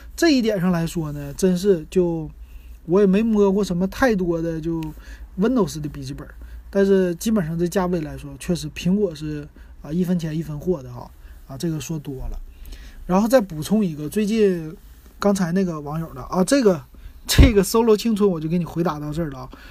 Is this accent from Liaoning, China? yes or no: yes; Shenyang, Liaoning, China; now in Shanghai, China; 我们沈阳那边